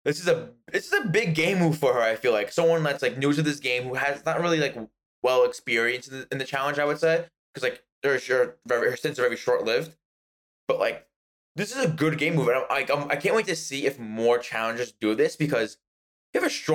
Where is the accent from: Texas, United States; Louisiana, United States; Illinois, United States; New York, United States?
New York, United States; accent: New York; Italian New Yorkers. Our accent is very strong sometimes.